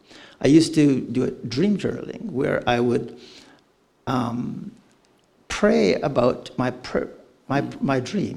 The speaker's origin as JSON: {"language": "English", "country": "Canada", "said": "I don't do this. I'm too Canadian."}